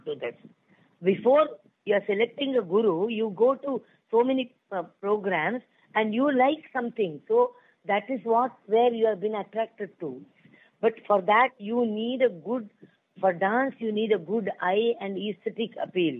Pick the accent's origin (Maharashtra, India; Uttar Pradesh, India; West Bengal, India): Maharashtra, India; Pune; I was born and brought up in Pune